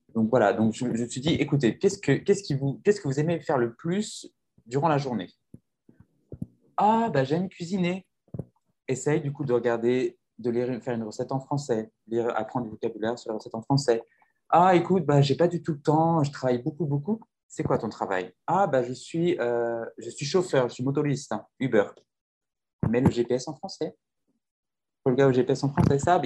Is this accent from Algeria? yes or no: no; France; moved away as an adult; now in São Paulo, Brazil; je suis français, je suis arrivé au Brésil, ça fait bientôt trois ans que je vis à São ah. Paulo